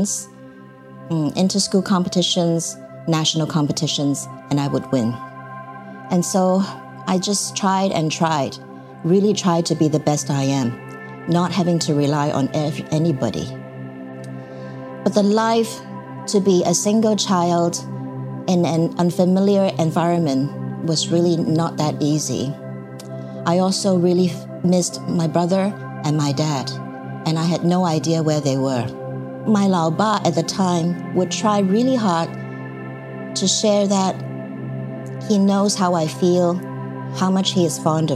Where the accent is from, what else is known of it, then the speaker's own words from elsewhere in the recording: Taiwan; moved away; also born or lived in Hong Kong; I followed my mother to Taiwan for her second marriage when I was young